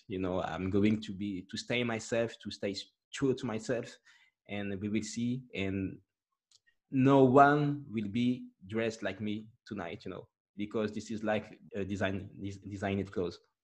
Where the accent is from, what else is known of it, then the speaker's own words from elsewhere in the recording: France; English is a second language; I, I grew up here in France